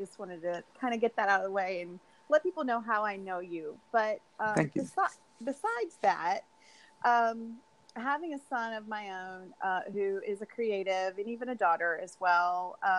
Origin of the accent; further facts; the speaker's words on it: Ohio on Lake Erie, United States; moved away; I grew up in Ohio on Lake Erie.